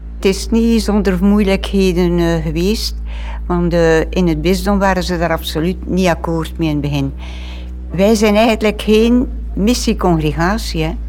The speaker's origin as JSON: {"language": "Dutch", "town": "Vlierzele", "region": "Flanders", "country": "Belgium", "tie": "born or raised there", "also_born_or_lived": "South America", "moved": "as an adult", "lives_now": "Aalst, Belgium", "said": "ik ben geboren in Vlierzelen. Dat is een klein dorp tegen uh, eh, Oordehem, Gent en zo."}